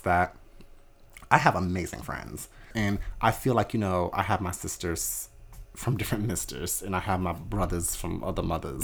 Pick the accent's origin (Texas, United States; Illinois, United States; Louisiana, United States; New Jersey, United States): New Jersey, United States; I grew up in South Jersey